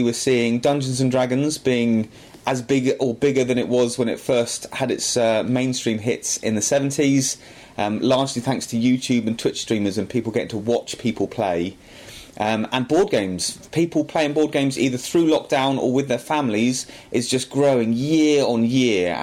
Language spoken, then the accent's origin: English; Aldershot, South East England, United Kingdom; come back and run the game shop in my hometown